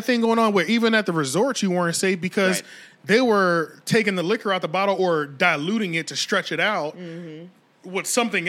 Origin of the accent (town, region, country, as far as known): Philadelphia, Pennsylvania, United States; also born or lived in Opelika, Alabama